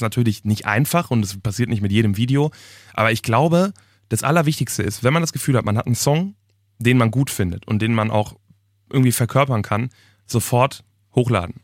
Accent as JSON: {"language": "German", "country": "Germany", "tie": "born or raised there", "said": "ich wohne auch immer noch in meiner Heimatstadt, wirklich in, in einer Kleinstadt in der Nähe vom Ruhrgebiet"}